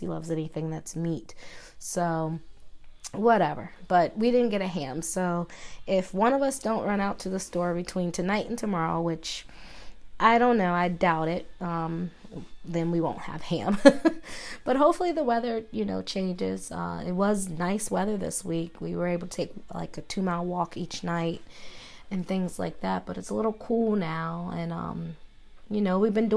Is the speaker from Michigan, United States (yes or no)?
no; Maryland, United States; moved away; I'm from Maryland, as you guys know, and I had a home in Maryland